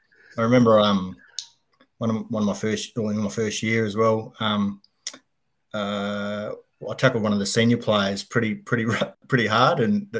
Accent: Katherine, Northern Territory, Australia; also born or lived in Darwin; So I was raised in Katherine. And then we followed footsteps and, you know, we moved to Darwin.

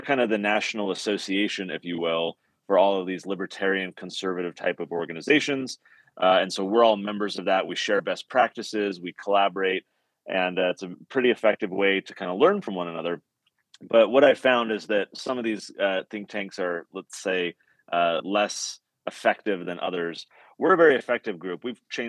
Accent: San Diego, California, United States; moved away as an adult; now in Utah, United States; I'm from California.

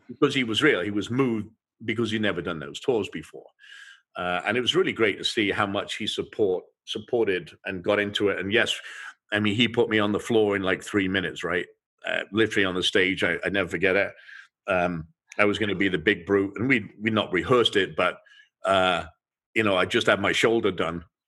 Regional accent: England, United Kingdom; moved away; I grew up in England and we would eat fish and chips

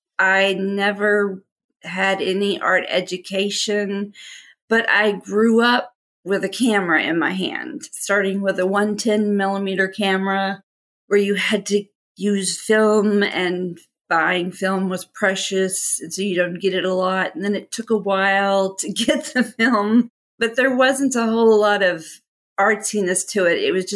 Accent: Texas, United States; now in Little Rock, United States; I am actually originally from Texas and still prefer to be thought of as a Texan, even though I've lived probably 50-50 in Arkansas, 50-50.

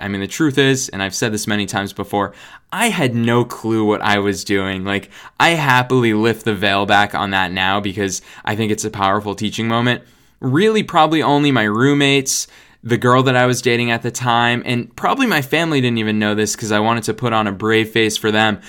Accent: United States; being an American living here in the United States

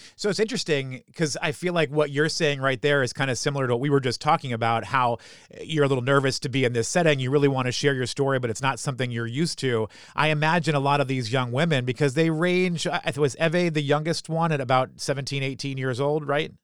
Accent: New Hampshire, United States; I grew up in New Hampshire

